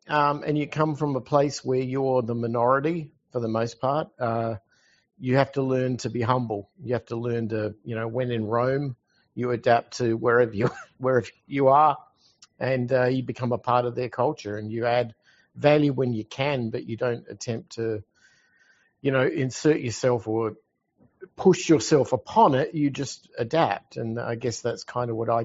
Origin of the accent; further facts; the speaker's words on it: Adelaide, South Australia, Australia; moved away as an adult; I'm from Adelaide, Australia